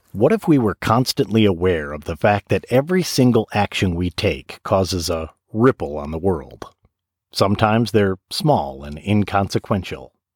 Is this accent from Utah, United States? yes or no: no; Michigan, United States; I grew up in Michigan, so I'm all about the water